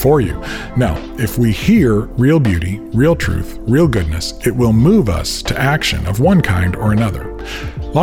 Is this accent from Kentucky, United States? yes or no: no; Aurora, Illinois, United States; my hometown of Aurora, Illinois, through our church.